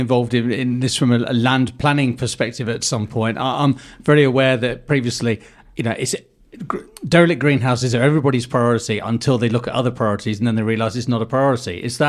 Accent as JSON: {"language": "English", "country": "Guernsey", "said": "that's where we come from Guernsey."}